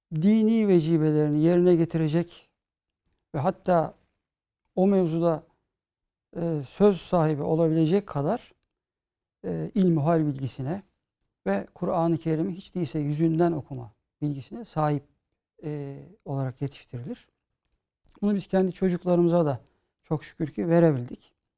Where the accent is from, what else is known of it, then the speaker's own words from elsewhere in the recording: İzmir, Turkey; çocukluğum İzmir'de geçti